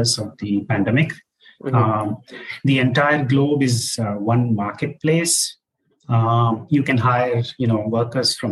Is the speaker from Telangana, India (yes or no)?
yes; Hyderabad, Telangana, India; moved away as an adult; also born or lived in Chennai, India / San Francisco Bay Area, United States; now in Bangalore, India; So I grew up in Hyderabad, where I attended, Hyderabad Public School